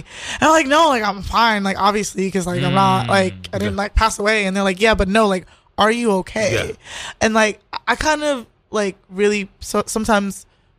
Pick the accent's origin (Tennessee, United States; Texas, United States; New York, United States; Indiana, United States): New York, United States; New York City; born or raised there